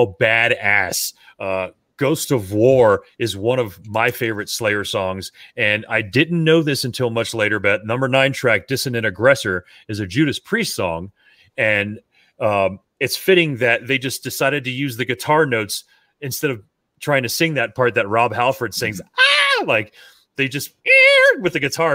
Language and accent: English; South Florida, United States; growing up in South Florida